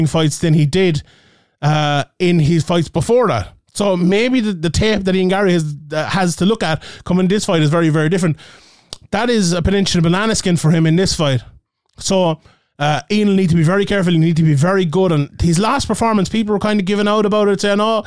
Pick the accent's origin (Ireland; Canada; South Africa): Ireland; my Irish bias